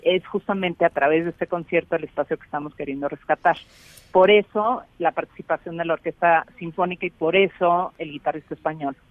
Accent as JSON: {"language": "Spanish", "region": "Mexico City", "country": "Mexico", "tie": "born or raised there", "said": "yo nací en la Ciudad de México, crecí en la Ciudad de México"}